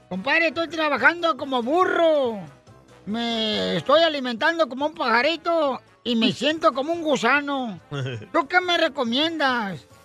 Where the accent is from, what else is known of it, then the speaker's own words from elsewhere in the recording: Wasabi, Sinaloa, Mexico; Yo soy de Wasabi, Sinaloa. No sé si conoce Wasabi.